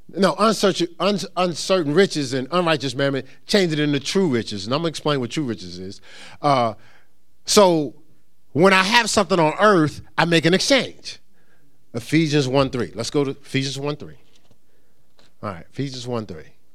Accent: Newark, New Jersey, United States; I'm from Newark

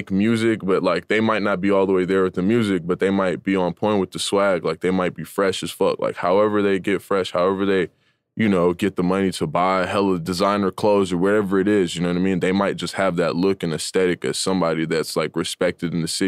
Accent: Atlanta, Georgia, United States; So like I I ended up being born in Atlanta. Like I'm actually the only person in my family was born in Georgia. Like all my other families from like New York and California and stuff like that.

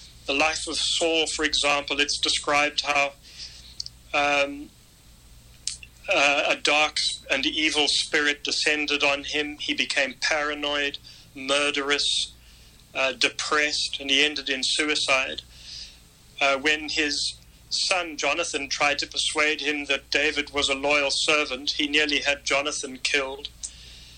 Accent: South Africa; now in Pittsburgh, United States; I was a white South African paratrooper

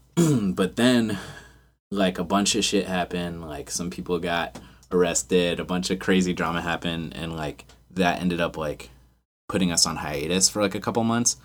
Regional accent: Frederick, Maryland, United States; also born or lived in West Virginia / Baltimore; we're all from Frederick

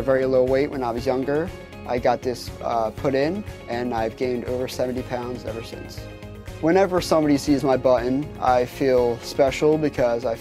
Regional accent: Ocean City, New Jersey, United States; I grew up in Ocean City, New Jersey

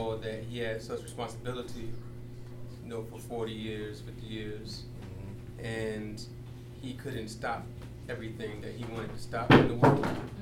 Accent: New York, United States; I'm from New York

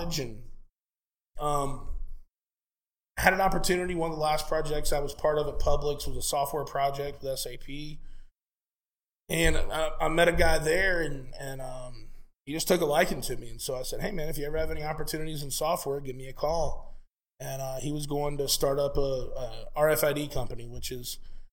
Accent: Lakeland, Florida, United States; in my hometown of Lakeland, Florida, where born and raised, still live there today.

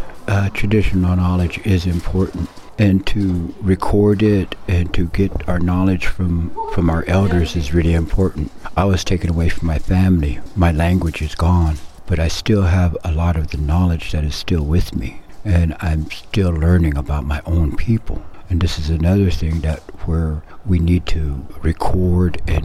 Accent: Omaha Nation, Nebraska, United States; I'm from the Omaha Nation. That's the Omaha tribe of Nebraska and Iowa.

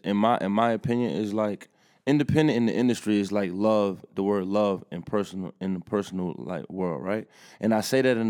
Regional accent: Atlanta, Georgia, United States; especially for me, you know, as I grew up in Atlanta, started to take over music.

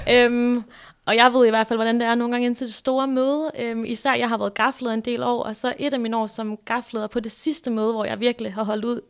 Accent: Græsted, Capital Region of Denmark, Denmark; also born or lived in Hillerød; Jeg er fra Hillerød næsten født og opvokset. Jeg er egentlig opvokset i sådan en lille bitte by, der hedder Græsted

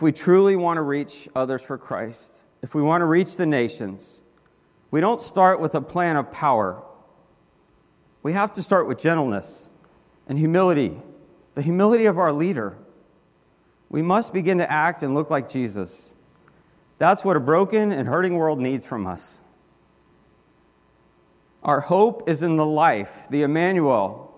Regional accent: Florida, United States; I grew up in Florida

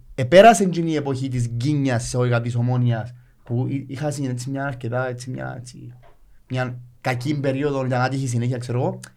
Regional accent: Nicosia, Nicosia District, Cyprus; moved away as an adult; now in Limassol, Cyprus; Είμαι Λευκοσία

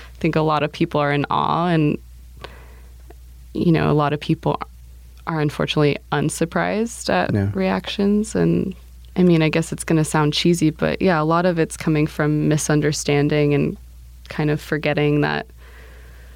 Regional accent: United States; also born or lived in Romania; I'd grown up in the States my whole life

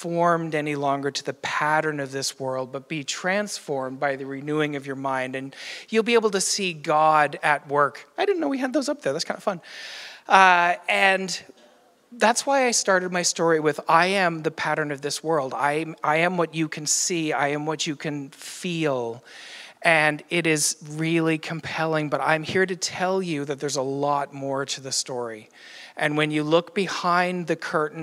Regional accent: Newfoundland and Labrador, Canada; now in Ottawa Valley, Canada; I am from Newfoundland as well

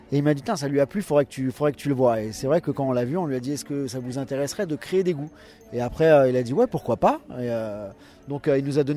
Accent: Paris, Île-de-France, France; On est de Paris, on est tous de Paris.

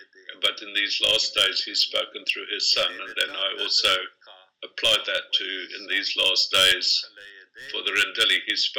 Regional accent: Kenya; born there; I was born in Kenya, but I did not know anything about the Rendili

